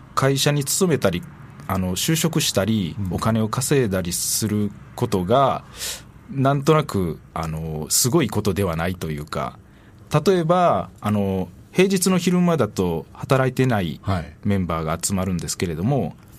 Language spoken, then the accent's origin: Japanese; Osaka, Japan; moved away as an adult; also born or lived in Ota, Tokyo; 生まれは大阪ですね